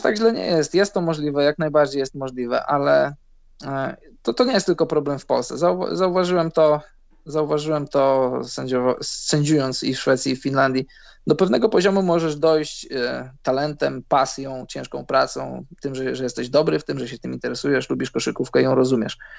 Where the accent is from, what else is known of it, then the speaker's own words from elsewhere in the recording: Poland; moved away as an adult; now in Scandinavia; wyjechałem z Polski